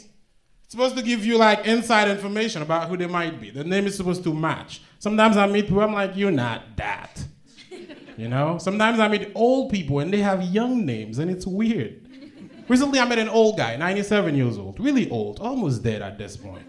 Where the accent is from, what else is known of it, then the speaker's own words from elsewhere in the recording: Haiti; moved away; I'm from Haiti. I'm Haitian.